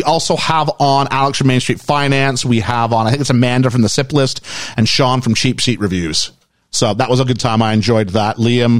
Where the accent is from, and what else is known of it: Canada